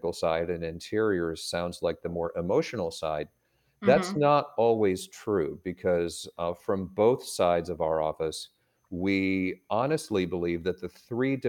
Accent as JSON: {"language": "English", "town": "Boston", "region": "Massachusetts", "country": "United States", "tie": "born or raised there", "moved": "as an adult", "lives_now": "Atlanta, United States", "said": "my brother and I were raised in Boston, or in the Boston area"}